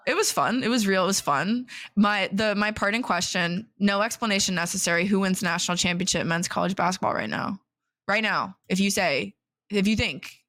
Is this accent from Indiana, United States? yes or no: yes; West Lafayette, Indiana, United States; I grew up in West Lafayette.